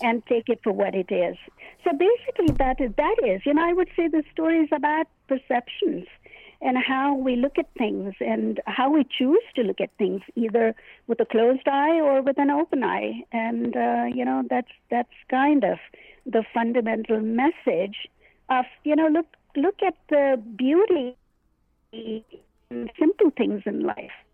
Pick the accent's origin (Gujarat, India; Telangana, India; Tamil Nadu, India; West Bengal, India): Telangana, India; Hyderabad; now in United States; I was born in India in a place called Hyderabad, and I immigrated to the United States in 1967